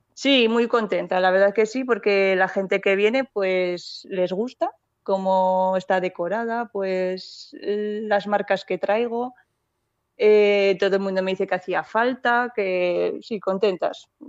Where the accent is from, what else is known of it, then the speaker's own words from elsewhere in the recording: Borja, Aragon, Spain; moved away as an adult; now in Ágreda, Spain; yo vengo de la provincia de Zaragoza de, un pueblo que se llama Borja